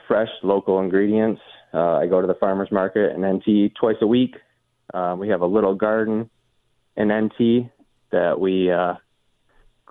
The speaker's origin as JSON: {"language": "English", "town": "Rochester", "region": "New York", "country": "United States", "also_born_or_lived": "North Miami, Florida", "moved": "as an adult", "lives_now": "Buffalo, United States", "said": "So I'm new to Buffalo fairly. I'm from Rochester."}